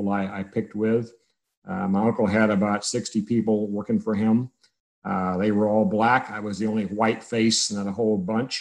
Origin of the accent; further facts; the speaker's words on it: Navasota, Texas, United States; also born or lived in Hearn, Texas / Houston, Texas; my hometown is Navasota. I spent all my years there through high school.